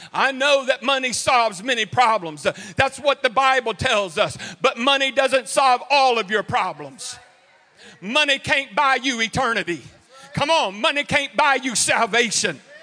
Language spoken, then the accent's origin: English; Houston, Texas, United States; also born or lived in Cleveland, Texas; growing up in Texas, I grew up, I was born and raised in Houston, lived in Cleveland.